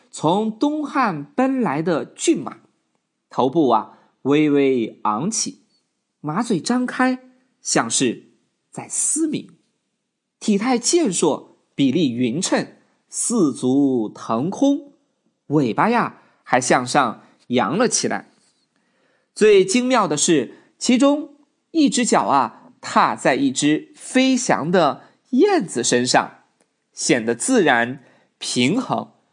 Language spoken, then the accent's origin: Chinese; China; 作为中国人，何尊应该成为。我们记住的一件重要青铜器。